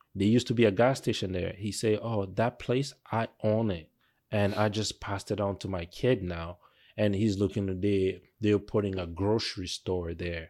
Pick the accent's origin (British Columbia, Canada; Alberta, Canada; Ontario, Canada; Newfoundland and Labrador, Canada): Ontario, Canada; Mississauga; moved away as an adult; also born or lived in Toronto; now in Manitoba, Canada; we were growing up in Mississauga